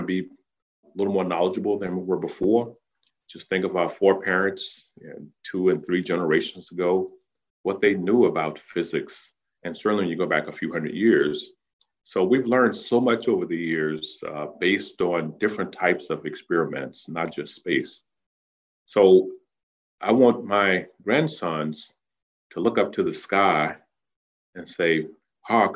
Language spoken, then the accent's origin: English; Danville, Virginia, United States; that little boy growing up in Danville